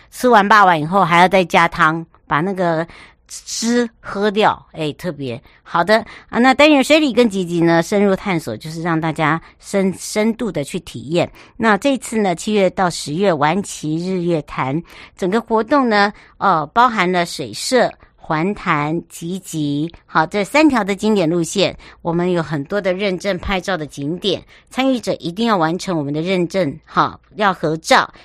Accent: Taiwan; 我的故乡花东纵谷

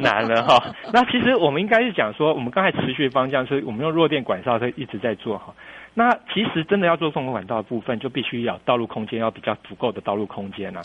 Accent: Taiwan; also born or lived in New Taipei; now in Kinmen, Taiwan; 我，我是台湾人

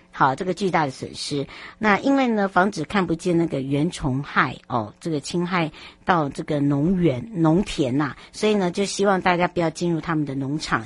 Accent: Taiwan; 我们台湾人

